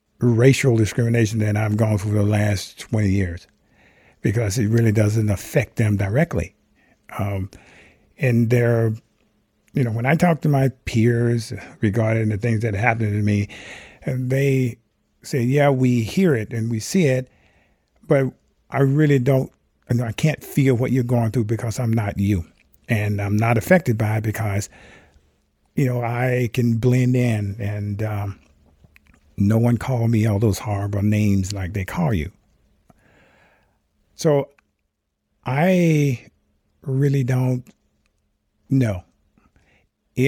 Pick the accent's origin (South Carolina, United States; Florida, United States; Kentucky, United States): South Carolina, United States; Rock Hill; moved away as an adult; now in Mendocino County, United States; I grew up in Rock Hill, South Carolina